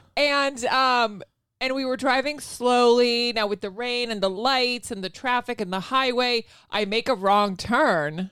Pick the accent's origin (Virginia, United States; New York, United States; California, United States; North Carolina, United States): Virginia, United States; also born or lived in Spain / Rota, Spain / Madrid, Spain; Virginia, but, uh, my mom's from Spain.